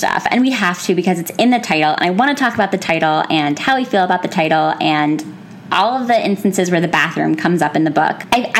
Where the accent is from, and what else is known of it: Pennsylvania, United States; born or raised there